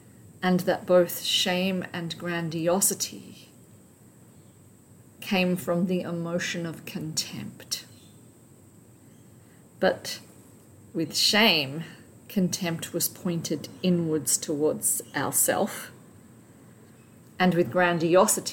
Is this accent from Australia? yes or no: yes; Australia; the culture that I grew up in Australia